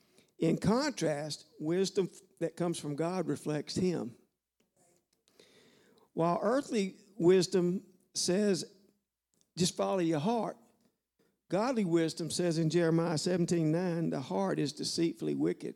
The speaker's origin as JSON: {"language": "English", "region": "Louisiana", "country": "United States", "moved": "yes", "said": "I'm from Louisiana"}